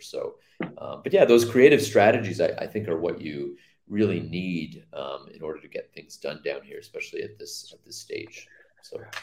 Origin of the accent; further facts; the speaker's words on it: Mississauga, Ontario, Canada; moved away as an adult; also born or lived in Oakville, Canada / Hamilton, Canada; now in Antigua and Barbuda; I grew up in Mississauga, lived in Oakville for 10 years